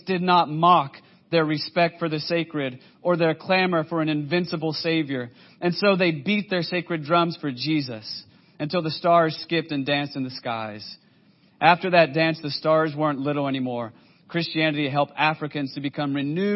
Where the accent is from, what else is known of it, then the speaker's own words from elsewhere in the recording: United States; I'm just an American white guy